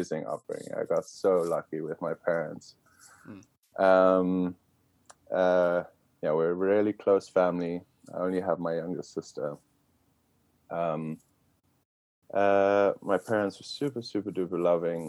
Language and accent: English; Zimbabwe; moved away as an adult; now in United States; we were lucky to grow up in Zimbabwe